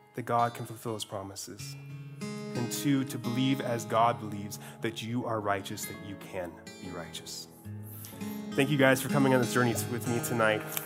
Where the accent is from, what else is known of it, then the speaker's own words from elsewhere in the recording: Glacier National Park, Montana, United States; I grew up in Glacier National Park, where I was surrounded by mountains and mountains.